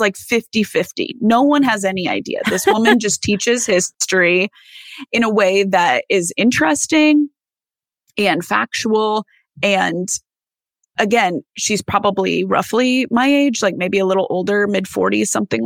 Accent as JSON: {"language": "English", "region": "Iowa", "country": "United States", "said": "I'm from Iowa."}